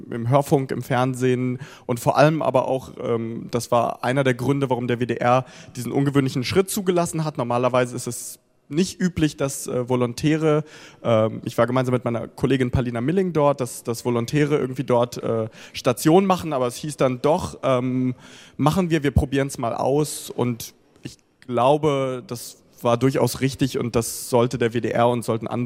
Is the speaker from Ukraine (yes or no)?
yes; Ukraine; born there; first language Russian; German is a second language; spreche auch dementsprechend Russisch, das ist meine Muttersprache. Ähm, verfolge auch, was in dem Land passiert oder in der gesamten Region. Die Ukraine interessiert mich natürlich auch als mein Geburtsland.